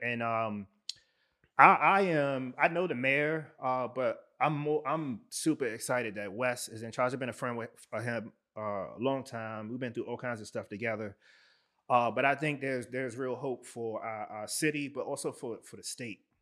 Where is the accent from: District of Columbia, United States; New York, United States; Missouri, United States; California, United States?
District of Columbia, United States; Washington; now in Baltimore, United States; I was born and raised in Washington, D C.